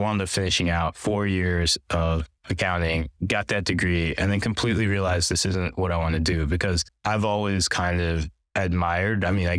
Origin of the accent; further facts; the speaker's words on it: Pennsylvania, United States; also born or lived in New Jersey; I was born in New Jersey, grew up in Pennsylvania. My mom is Chinese, my dad's Indian. They both came over from Malaysia, so I'm first generation here.